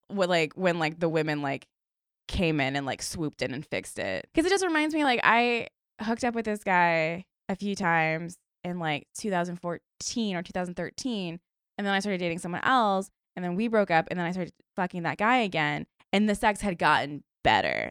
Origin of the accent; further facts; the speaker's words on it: Stafford, Virginia, United States; I'm from Stafford, Virginia, which, like, also just, like, a weird place, but no beach